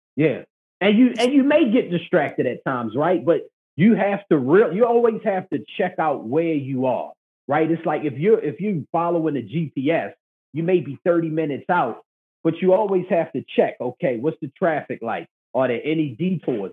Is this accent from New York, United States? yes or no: no; Baltimore, Maryland, United States; I'm from Baltimore, Maryland